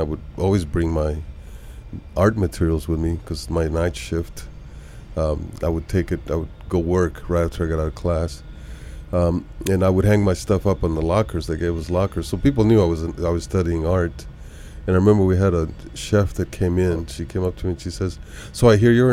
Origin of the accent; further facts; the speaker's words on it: Bogota, Colombia; moved away; also born or lived in Bucaramanga, Colombia; I was originally from Colombia, South America, born in Bucaramanga and lived most of that in Bogota